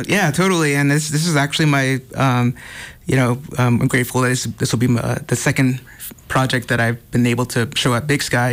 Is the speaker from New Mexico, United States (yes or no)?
yes; Gallup, New Mexico, United States; moved away as an adult; now in Los Angeles, United States; I'm originally from, um, Gal-, Gallup, New Mexico, from the Navajo Reservation